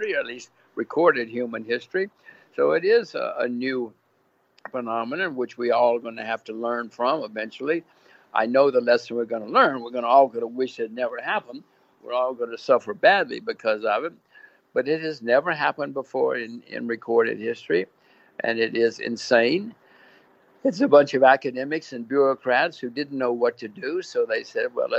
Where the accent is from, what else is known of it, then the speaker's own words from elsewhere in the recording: United States; I'm an American. My kids are Americans.